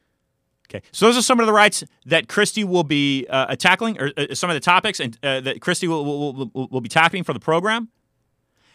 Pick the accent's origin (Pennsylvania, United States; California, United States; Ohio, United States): California, United States; San Francisco Bay Area; growing up in San Francisco Bay Area